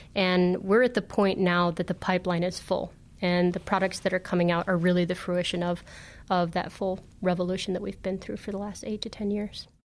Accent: Northern Illinois, United States; I grew up in Northern Illinois

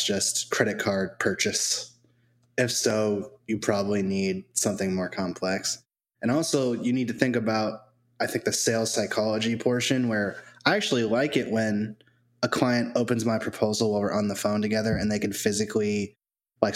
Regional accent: New England, United States; now in Tampa Bay area, United States; I grew up in New England

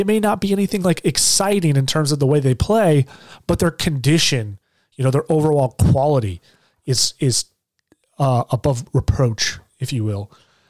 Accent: Michigan, United States; moved away; Michigan's my home state. I love Michigan.

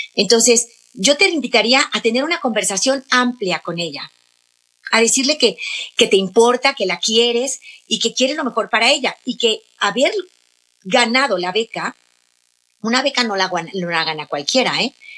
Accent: Mexico; mi país, México

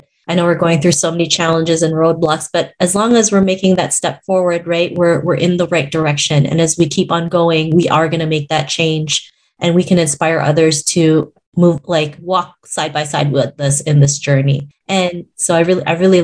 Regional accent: Canada; growing up in Canada, I never saw anybody that looked like me on TV.

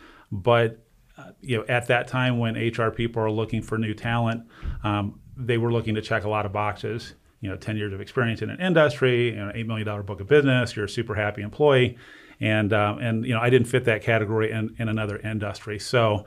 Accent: Northeast Ohio, United States; also born or lived in Cleveland, Ohio; I'm born and bred in Ohio, Northeast Ohio.

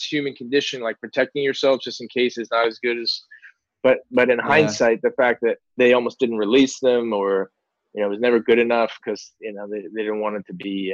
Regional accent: Kings Park, New York, United States; I grew up in New York on Long Island.

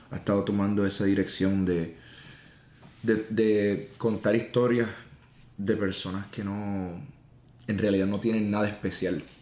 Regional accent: Puerto Rico; Yo crecí en el campo, en una casita pequeña

